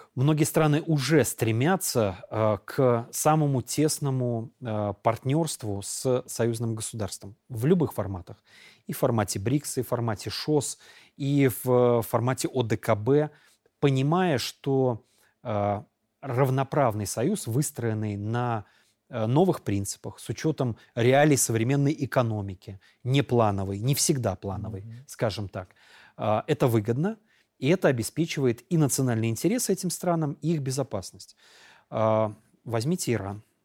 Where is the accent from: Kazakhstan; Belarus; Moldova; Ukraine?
Belarus; мы, белорусы, я себя ощущаю частью э, моей республики